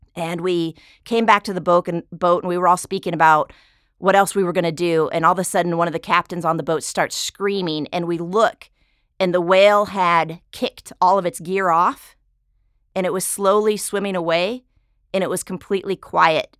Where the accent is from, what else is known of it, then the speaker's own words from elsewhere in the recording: South Dakota, United States; now in San Diego, United States; I'm actually originally from South Dakota